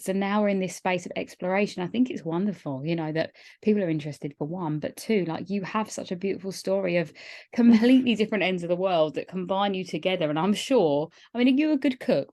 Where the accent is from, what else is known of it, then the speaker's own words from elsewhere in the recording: Kent, South East England, United Kingdom; where I grew up in Kent